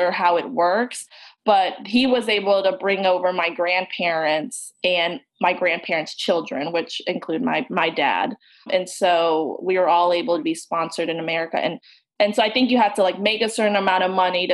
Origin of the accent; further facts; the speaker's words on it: Roswell, Georgia, United States; also born or lived in Vietnam; Grew up in Roswell, went to Georgia Tech for undergrad